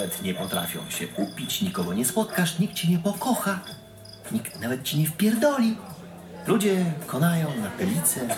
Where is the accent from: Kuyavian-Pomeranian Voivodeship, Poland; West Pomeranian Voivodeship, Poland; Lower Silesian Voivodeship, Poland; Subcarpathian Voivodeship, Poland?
Lower Silesian Voivodeship, Poland; Legnica; Byliście kiedyś w Legnicy? Bo ja z Legnicy jestem. Wyrzucisz chłopaka z Legnicy, ale Legnicy z chłopaka przenigdy.